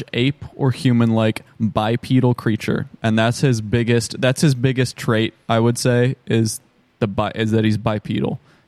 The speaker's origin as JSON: {"language": "English", "country": "United States", "said": "we're American"}